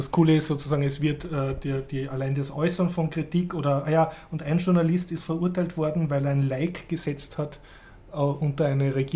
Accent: Austria; man sollte jetzt als Österreicher da nicht herumsitzen und sagen, ha, das betrifft uns nicht, das ist weit weg, weil das ist, glaube ich, sehr schnell bei uns.

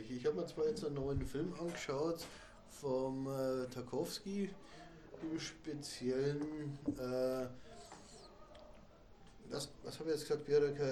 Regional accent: Austria; als Österreicher ist {S0} man äh, das ja ähm, gewohnt, nicht ganz Hochdeutsch zu reden.

